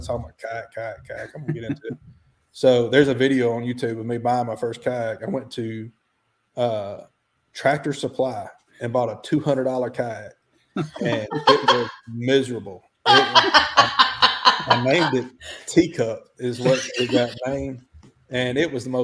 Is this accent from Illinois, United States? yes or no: no; Alabama, United States; I'm from the South